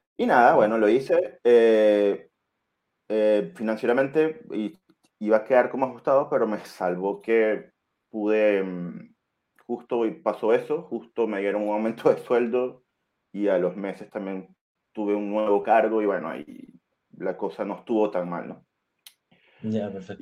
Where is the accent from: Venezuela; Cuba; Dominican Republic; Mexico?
Venezuela; moved away as an adult; now in Chile; soy extranjero, venezolano, estoy acá en Chile casi, hace casi siete años